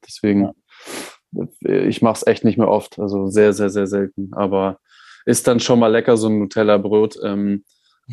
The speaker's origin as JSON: {"language": "German", "country": "Germany", "said": "als Deutscher"}